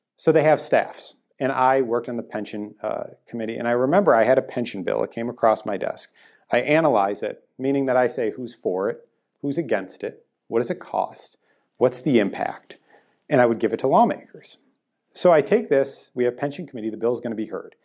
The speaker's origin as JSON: {"language": "English", "town": "Green Bay", "region": "Wisconsin", "country": "United States", "tie": "born or raised there", "moved": "yes", "lives_now": "Illinois, United States", "said": "I grew up in Green Bay"}